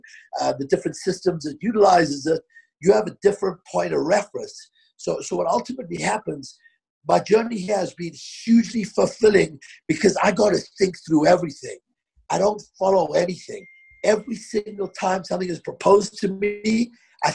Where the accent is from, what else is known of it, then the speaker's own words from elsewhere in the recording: Johannesburg, Gauteng, South Africa; moved away as an adult; also born or lived in London; now in Denver, United States; I grew up in South Africa